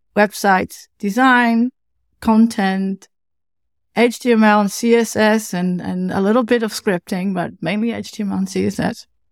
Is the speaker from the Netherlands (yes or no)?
yes; Netherlands; accent: Dutch; English is a second language; originally from the Netherlands, something you can hear in my, um, in my accent, obviously.